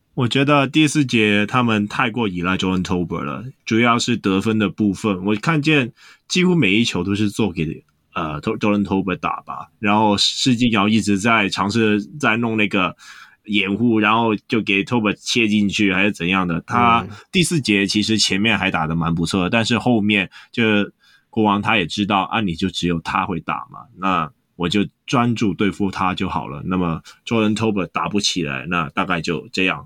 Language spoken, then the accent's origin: Chinese; Hong Kong; 我们香港这边